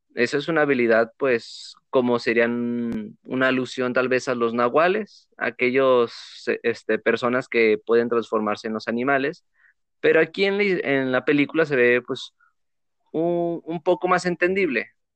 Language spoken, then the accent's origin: Spanish; Mexico; los que somos mexicanos